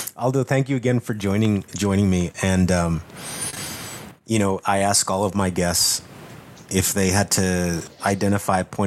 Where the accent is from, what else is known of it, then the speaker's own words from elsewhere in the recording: South Texas, United States; I was the only person from my area of the world in South Texas